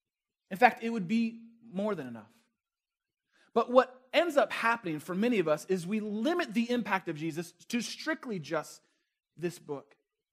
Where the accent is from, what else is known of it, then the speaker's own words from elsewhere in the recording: Chicago, Illinois, United States; I would say where I was from. Say, well, I'm from Chicago.